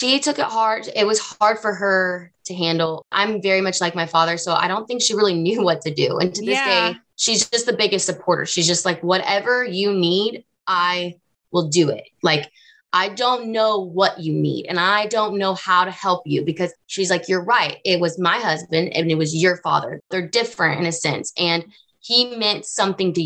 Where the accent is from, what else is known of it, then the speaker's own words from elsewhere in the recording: the South, United States; I grew up in the South.